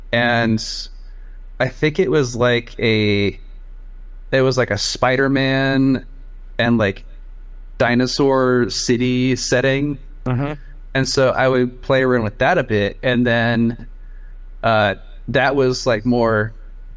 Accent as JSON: {"language": "English", "town": "Portland", "region": "Oregon", "country": "United States", "tie": "born or raised there", "also_born_or_lived": "Taiwan", "said": "I was pretty much raised here in Portland and Beaverton, like this area."}